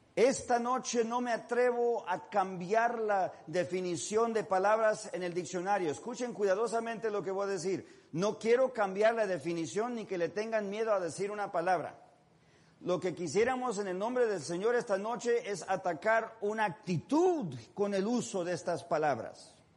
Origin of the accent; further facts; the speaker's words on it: Mexico; soy mexicano